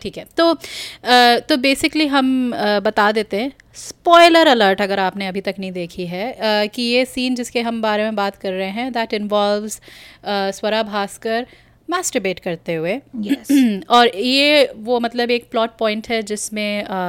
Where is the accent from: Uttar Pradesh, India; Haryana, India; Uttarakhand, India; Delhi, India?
Uttarakhand, India; Kumaon; मैं मतलब कुमाऊँ से हूँ पहाड़ से हूँ